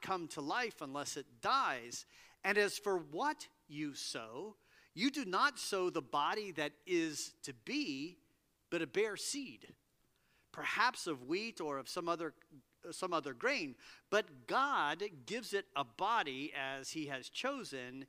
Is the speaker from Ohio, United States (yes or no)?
yes; Cincinnati, Ohio, United States; moved away; I grew up in Cincinnati